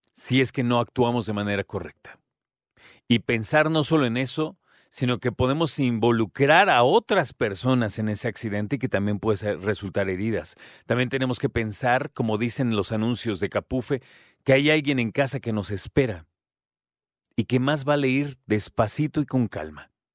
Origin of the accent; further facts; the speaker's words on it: Mexico; Nosotros como mexicanos